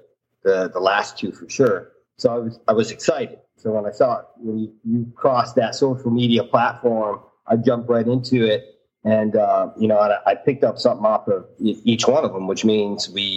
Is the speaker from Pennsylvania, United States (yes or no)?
yes; Bradford, Pennsylvania, United States; moved away; I am from a small town called Bradford, Pennsylvania.